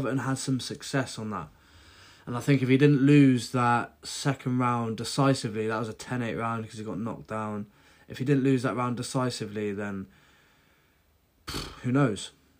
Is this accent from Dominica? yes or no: no; United Kingdom; I'm British